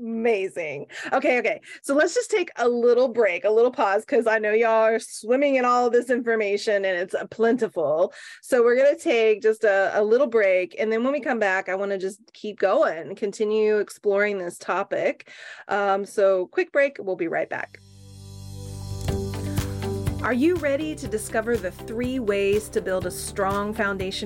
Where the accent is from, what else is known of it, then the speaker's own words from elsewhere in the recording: Oklahoma, United States; growing up in Oklahoma